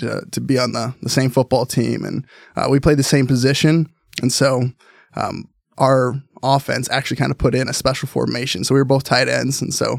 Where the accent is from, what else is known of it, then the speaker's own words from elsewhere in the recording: Salem, Oregon, United States; also born or lived in Tucson, Arizona; Yeah, I was born in Tucson, Arizona. So that's where, I call it home, even though I my family moved up to Oregon when I was probably like 3 or 4. So really grew up here in Oregon, in Salem.